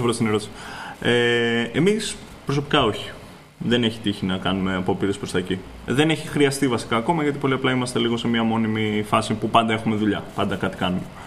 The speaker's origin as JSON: {"language": "Greek", "country": "Greece", "said": "είμαι Έλληνας, φτιάχνω παιχνίδια"}